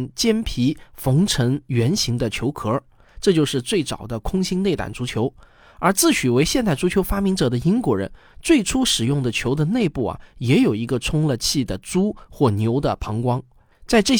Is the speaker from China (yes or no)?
yes; China; 但是我们中国人都知道